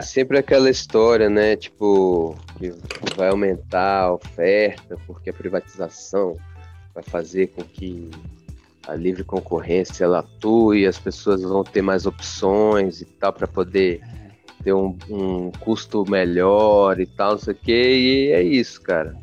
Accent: Brazil; A gente, nós como brasileiros

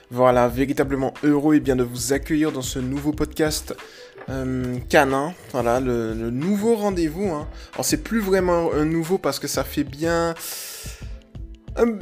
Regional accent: Toulon, Provence-Alpes-Côte d'Azur, France; Je vais en Bretagne depuis un an et demi. Je viens de Toulon d'ailleurs, je vais repartir fin mai.

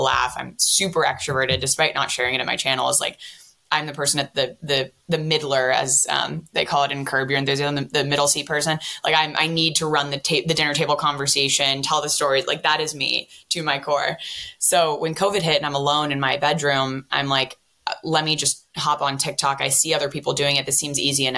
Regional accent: San Francisco, California, United States; I'm from San Francisco

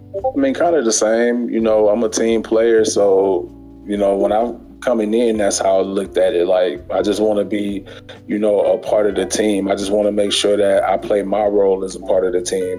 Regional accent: Memphis, Tennessee, United States; now in Sacramento, United States; I'm originally from Memphis, Tennessee, but right now I reside in Sacramento

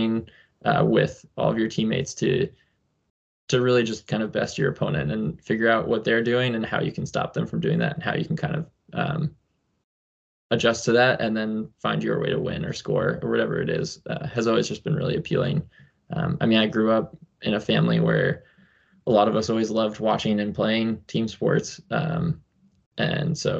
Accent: New Hampshire, United States; I grew up in New Hampshire and still live there

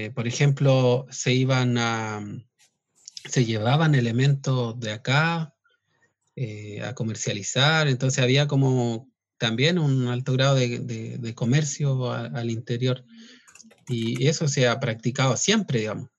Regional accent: southern Chile, Chile; originariamente nosotros somos de acá del sur. Eh, nuestro territorio ancestral eh, abarcaba desde Santiago al sur hasta Chiloé

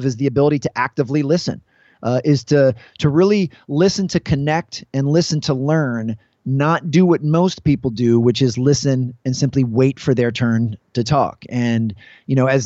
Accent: Washington, District of Columbia, United States; I'm from the Washington, D.C. area, and I was able to work at two high schools here

